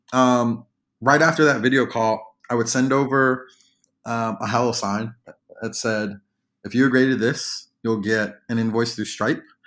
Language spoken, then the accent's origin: English; New York, United States; moved away as an adult; now in Washington, D.C. area, United States; I'm originally from New York, but I moved to the D M V. uh, to go to the University of Maryland